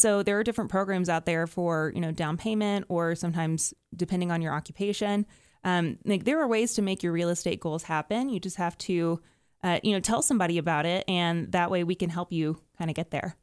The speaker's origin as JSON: {"language": "English", "area": "Dallas-Fort Worth area", "region": "Texas", "country": "United States", "moved": "yes", "lives_now": "Denver, United States", "said": "I'm from the Dallas-Fort Worth area"}